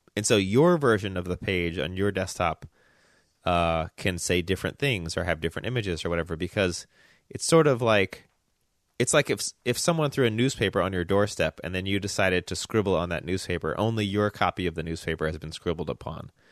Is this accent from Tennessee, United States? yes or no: yes; Memphis, Tennessee, United States; moved away; I grew up in Memphis